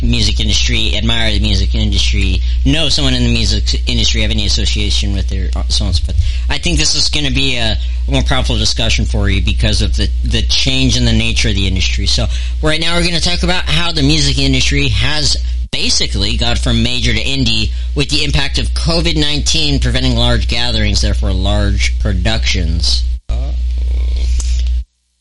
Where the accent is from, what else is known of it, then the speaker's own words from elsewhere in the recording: Thousand Oaks, California, United States; I was in middle school, right? Colina Middle School in Thousand Oaks